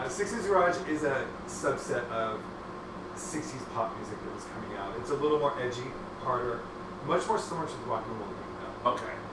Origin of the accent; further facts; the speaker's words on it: Hacienda Heights, California, United States; also born or lived in Los Angeles; Um, I'm originally from Los Angeles. I was born and raised 30 minutes out of LA.